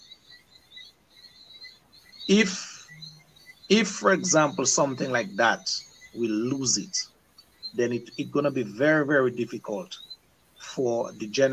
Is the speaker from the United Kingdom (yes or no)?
no; Dominica; when we were growing up in Dominica